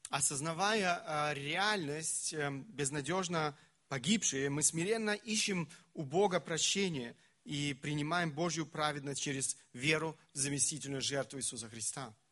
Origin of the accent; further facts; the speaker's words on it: Siberia, Russia; Bei uns in Sibirien sagte man, у нас в Сибири говорили, wenn ein Mensch zum Glauben kommt, das muss die Kuh im Kuhstall merken.